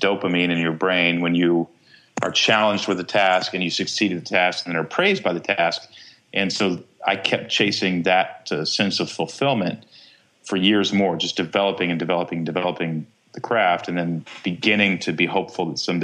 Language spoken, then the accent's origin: English; Texas, United States; I grew up in Texas